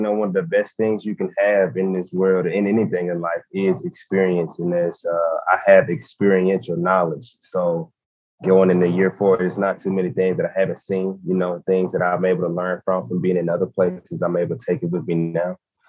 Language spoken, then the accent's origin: English; Gadsden, Alabama, United States; He's from actually from Birmingham. I'm from Gadsden. So me and him have a pretty good relationship. We're about 30 minutes away.